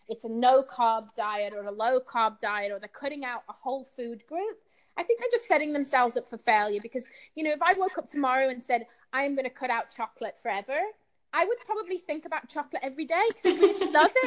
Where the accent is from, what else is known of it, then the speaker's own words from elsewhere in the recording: United Kingdom; Being British